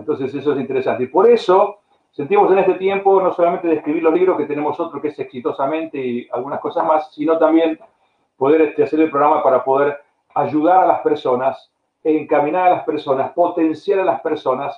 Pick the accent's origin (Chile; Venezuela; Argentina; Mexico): Argentina; moved away as an adult; also born or lived in Spain / United States / Bulgaria / Brazil; en, Argentina, en la, peor época de mi país